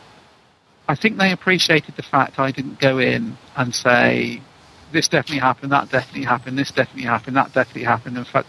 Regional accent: England, United Kingdom; being English

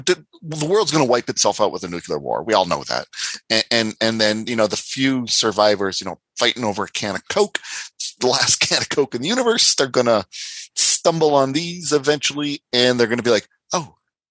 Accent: Canada; moved away as an adult; I moved away from Canada for like 8 years and then came back

